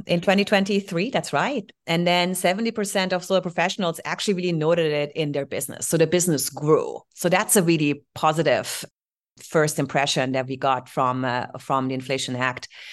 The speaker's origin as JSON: {"language": "English", "town": "Heidelberg", "region": "Baden-Württemberg", "country": "Germany", "tie": "born or raised there", "second_language": "English", "moved": "yes", "said": "So born, uh, in Heidelberg"}